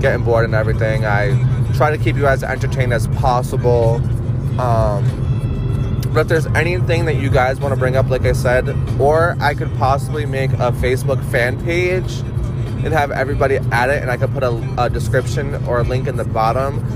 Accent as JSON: {"language": "English", "town": "Worcester", "region": "Massachusetts", "country": "United States", "tie": "born or raised there", "said": "I'm originally from Massachusetts. I grew up in Worcester"}